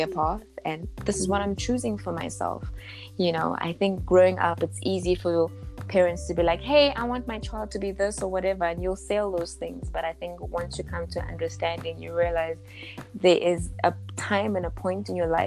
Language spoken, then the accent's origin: English; Johannesburg, Gauteng, South Africa; also born or lived in Lichtenburg, North West, South Africa; So I'm a small town girl and I was raised by my grandmother for about till I was about 4 or 5 years old. You know, and then eventually I moved to Joburg this side with my mother